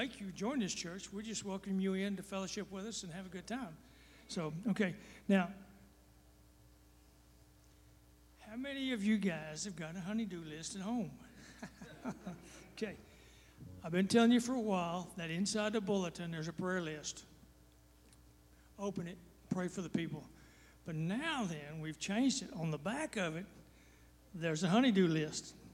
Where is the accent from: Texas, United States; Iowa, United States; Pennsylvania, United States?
Texas, United States; I am from Texas